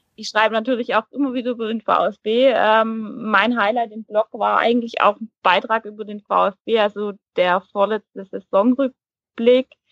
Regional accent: near Heilbronn, Baden-Württemberg, Germany; accent: Swabian; ich komme ja hier aus der Region, also aus den Häfen Heilbronn

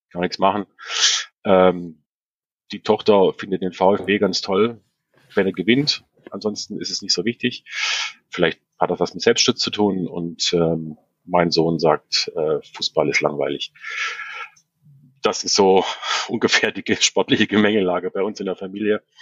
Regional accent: Upper Swabia, Baden-Württemberg, Germany; moved away; Ich komme ursprünglich aus Oberschwaben, aus der Heimatstadt vom Mario.

